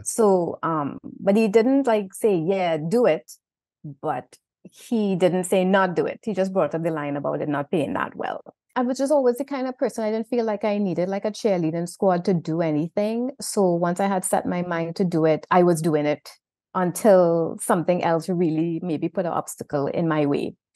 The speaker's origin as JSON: {"language": "English", "country": "Trinidad & Tobago", "also_born_or_lived": "Saint Vincent", "accent": "Trinidad", "moved": "yes", "said": "my Trinidad accent"}